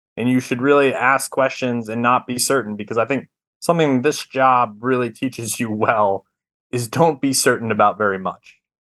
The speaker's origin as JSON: {"language": "English", "region": "Rhode Island", "country": "United States", "also_born_or_lived": "Missouri", "moved": "yes", "lives_now": "Memphis, United States", "said": "I'm from Rhode Island originally"}